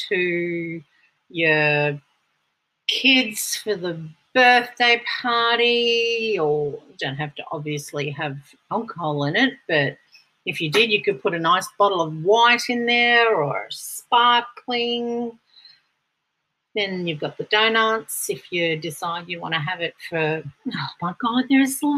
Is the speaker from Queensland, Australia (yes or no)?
yes; Brisbane, Queensland, Australia; from Brisbane, my hometown